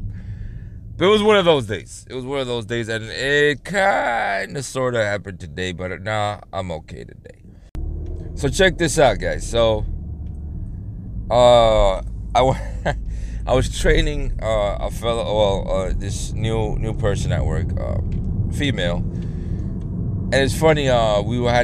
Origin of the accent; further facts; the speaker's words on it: New York, United States; first language Spanish; English is a second language; also born or lived in Dominican Republic; I was also raised heavy on the black culture because due to my environment where I was raised in New York